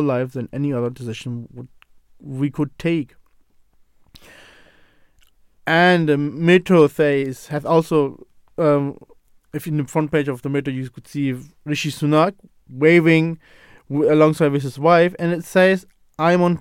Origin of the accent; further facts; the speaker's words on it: Pakistan; now in United Kingdom; being a Pakistani